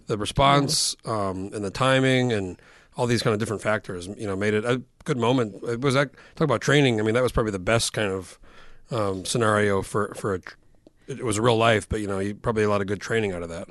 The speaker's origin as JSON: {"language": "English", "region": "New Mexico", "country": "United States", "tie": "born or raised there", "moved": "as an adult", "lives_now": "Alaska, United States", "said": "I've been here fifteen years, and I grew up in New Mexico"}